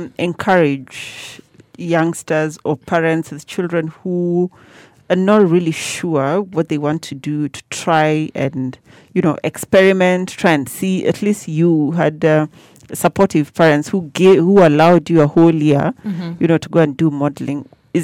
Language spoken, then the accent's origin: English; Kericho, Kericho County, Kenya; It's my hometown.